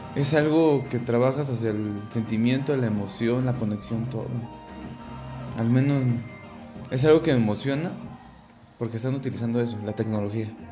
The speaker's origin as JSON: {"language": "Spanish", "country": "Mexico", "said": "pues de México"}